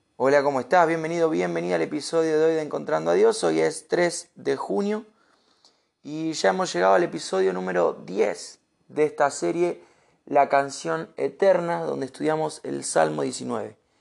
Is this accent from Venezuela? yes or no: no; Argentina; Uno, como argentino